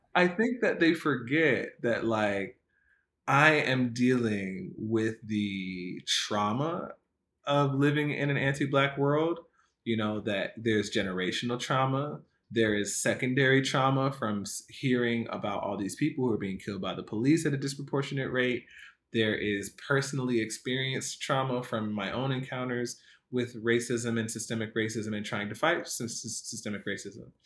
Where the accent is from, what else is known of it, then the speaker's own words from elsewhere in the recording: United States; also born or lived in Jamaica (ancestry); growing up in America, as you know, growing up as a, having a Black American experience